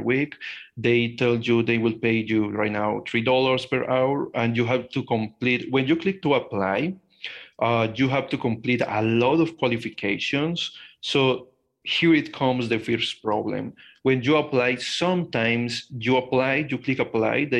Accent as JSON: {"language": "English", "country": "Colombia", "tie": "born or raised there", "said": "I am a Colombian guy. I am 23 years old. I was born and grown in Colombia"}